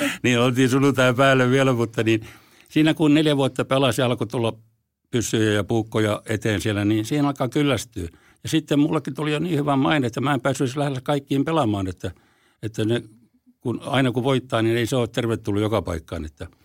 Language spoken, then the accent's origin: Finnish; Forssa, Tavastia Proper, Finland; also born or lived in Helsinki; Forssan olen syntynyt, takaisin syntynyt Helsingissä, mutta mä taisin olla sellainen vaikea tapaus, niin mä kävin täällä vaan tulemassa rääkäsemässä ja sitten muutin Forssaan ihan siellä, että olen forssalainen